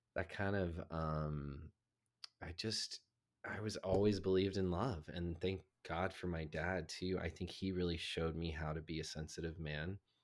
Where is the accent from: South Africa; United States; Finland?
United States; the South; I grew up in the South